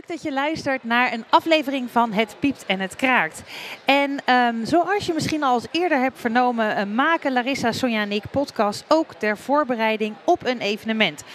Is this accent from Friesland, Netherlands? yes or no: no; Rotterdam, South Holland, Netherlands; ik kom uit Rotterdam